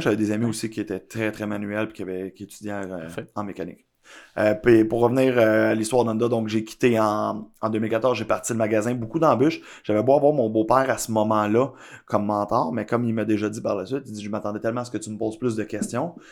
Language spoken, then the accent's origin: French; Blainville, Quebec, Canada; also born or lived in Laval; now in Laurentides, Canada; je suis né à Laval, j'ai grandi une majorité de mon enfance aussi à Blainville